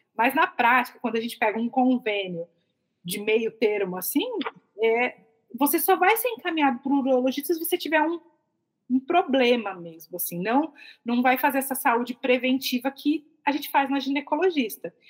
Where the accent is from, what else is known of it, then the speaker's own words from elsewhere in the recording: São Paulo, Brazil; moved away; eu sou de São Paulo